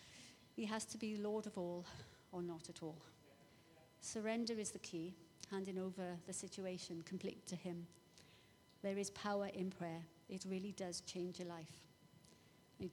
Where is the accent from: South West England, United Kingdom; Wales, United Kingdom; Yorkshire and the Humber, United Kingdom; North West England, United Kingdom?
Wales, United Kingdom; Welsh; I'm Welsh. I live near there.